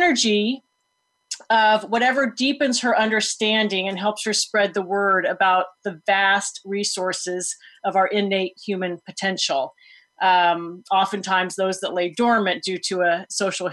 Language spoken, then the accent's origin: English; Foster City, California, United States; I am speaking to you today from my parents' home where I grew up in Foster City